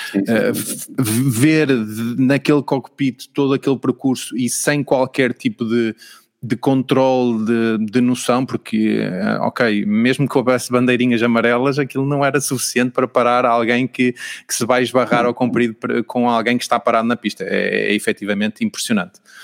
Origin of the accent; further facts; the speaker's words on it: Portugal; irrita-me como português